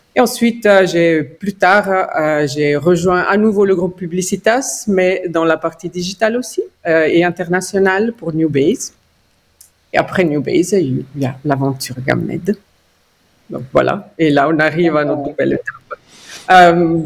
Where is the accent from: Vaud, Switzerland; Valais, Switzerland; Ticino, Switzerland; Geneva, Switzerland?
Ticino, Switzerland; French is a second language; moved away as an adult; also born or lived in Lausanne / Zurich / United States; je suis d'origine tessinoise avec une maman grisonne. Donc, j'ai grandi au Tessin.